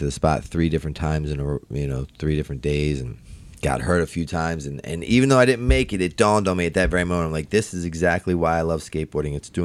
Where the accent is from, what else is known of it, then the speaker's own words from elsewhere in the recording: Baltimore, Maryland, United States; I'm from Baltimore.